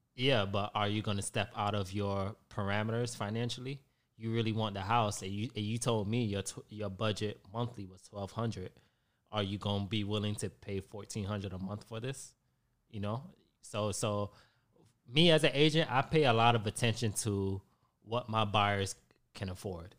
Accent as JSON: {"language": "English", "town": "Hollywood", "region": "Florida", "country": "United States", "tie": "born or raised there", "lives_now": "Tampa, United States", "said": "I grew up in South Florida, Hollywood, Florida"}